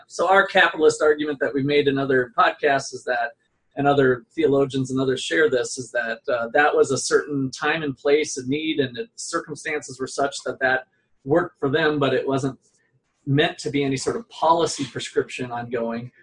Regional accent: Topeka, Kansas, United States; from Topeka, Kansas

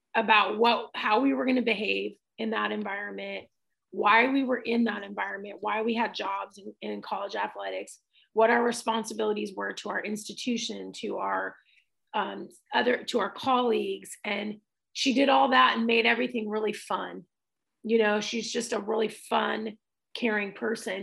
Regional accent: Tacoma, Washington, United States; also born or lived in San Diego, California; my dad decided to move us from San Diego to Tacoma, Washington

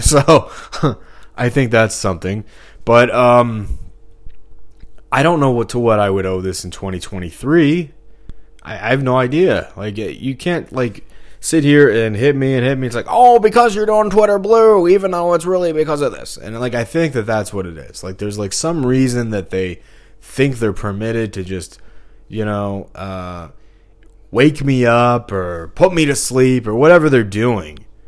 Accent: Missouri, United States; moved away as an adult; I'm from Missouri. You know, I haven't lived here since twenty fifteen. But, um, it's just like for the first, what, twenty-three years of my life I was here.

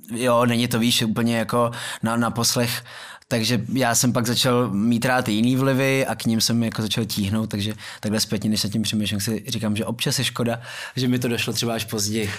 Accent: Prague, Czechia; vyrůstal jsem v Myslíkovce

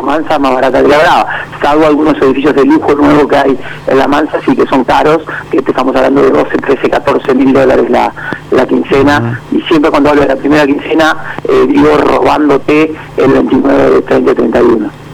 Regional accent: Uruguay; al ser uruguayo

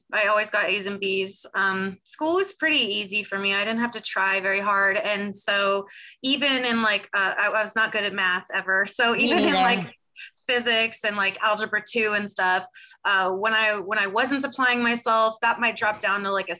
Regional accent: California, United States; born or raised there

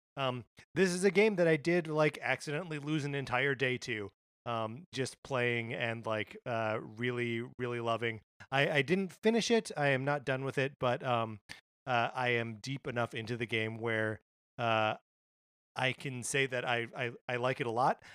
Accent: Wisconsin, United States; now in California, United States; my home state of Wisconsin

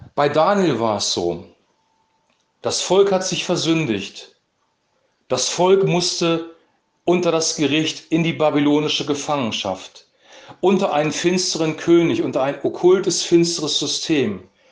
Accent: Germany; als Deutsche

